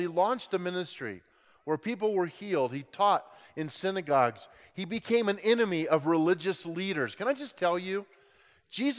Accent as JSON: {"language": "English", "town": "Grand Junction", "region": "Colorado", "country": "United States", "tie": "born or raised there", "said": "I grew up in Grand Junction, Colorado, West Slope"}